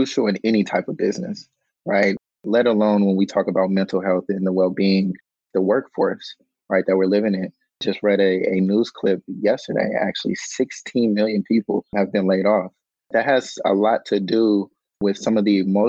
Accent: Silicon Valley, California, United States; located in San Jose, born and raised in Silicon Valley

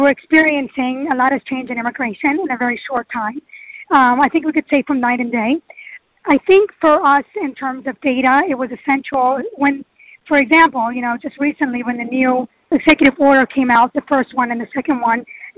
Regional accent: Germany; moved away as an adult; now in New York, United States; I was raised in Germany. I was there for over 25 years

